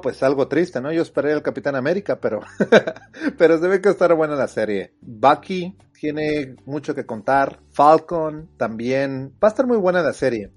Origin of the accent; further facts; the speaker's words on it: Mexico; nosotros como mexicanos